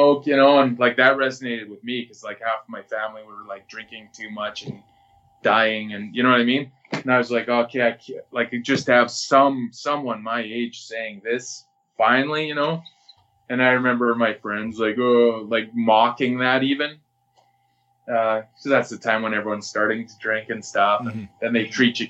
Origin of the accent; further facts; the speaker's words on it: Regina, Saskatchewan, Canada; I'm from the North End of Regina